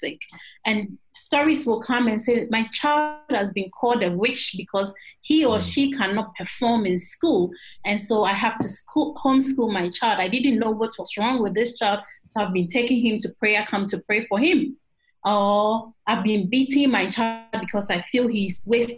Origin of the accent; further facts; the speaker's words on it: Eastern Region, Ghana; I am from the Eastern region